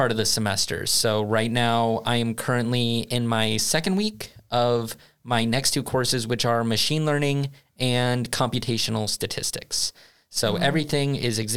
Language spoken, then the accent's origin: English; United States; moved away as an adult; now in Sweden; I come from the United States